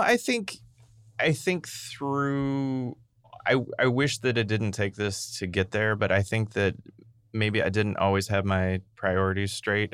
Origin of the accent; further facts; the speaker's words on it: Boonville, Missouri, United States; also born or lived in Saint Louis; now in St. Louis, United States; I grew up in Booneville